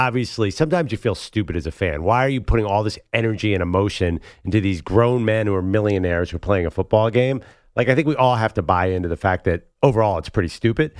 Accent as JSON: {"language": "English", "town": "Philadelphia", "region": "Pennsylvania", "country": "United States", "said": "I'm obviously from Philly, and we're used to booing everybody."}